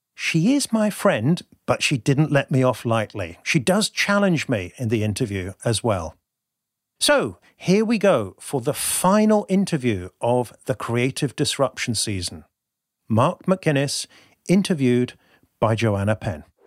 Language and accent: English; Devon, South West England, United Kingdom; now in Bristol, United Kingdom; I currently live in Bristol, which is actually the big city compared to where I grew up, in rural Devon.